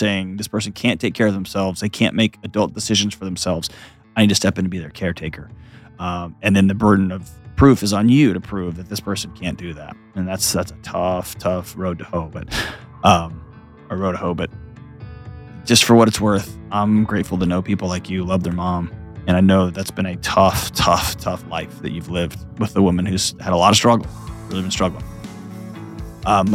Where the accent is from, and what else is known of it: Texas, United States; now in Tennessee, United States